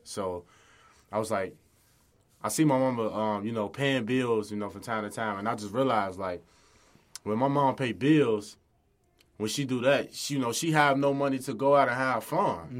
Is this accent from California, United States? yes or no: no; Chicago, Illinois, United States; I grew up in the Chicago area on the west side.